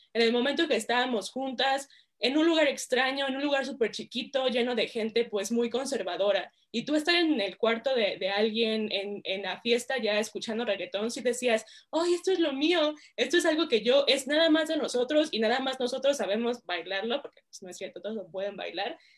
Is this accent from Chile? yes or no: no; Mexico; also born or lived in United States; soy eh, mexicana